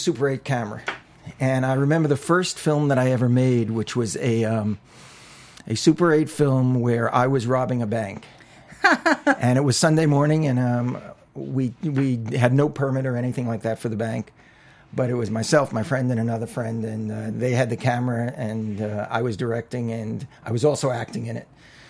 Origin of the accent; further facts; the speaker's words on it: New York, United States; growing up in New York, I'm an only child